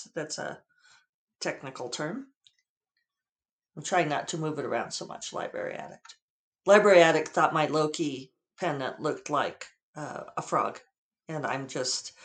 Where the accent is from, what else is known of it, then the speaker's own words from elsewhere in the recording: the West, United States; now in Santa Fe, United States; Being a child of the West